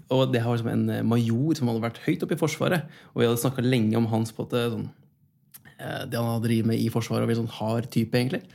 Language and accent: Norwegian; Kongsberg, Buskerud, Norway; moved away; Da var jeg hjemme i Kongsberg